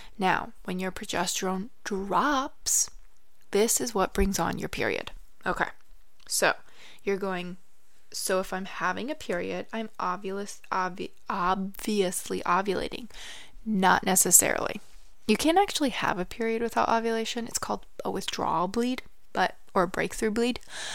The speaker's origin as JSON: {"language": "English", "region": "Michigan", "country": "United States", "moved": "yes", "said": "I'm actually originally from Michigan, and then I moved down south"}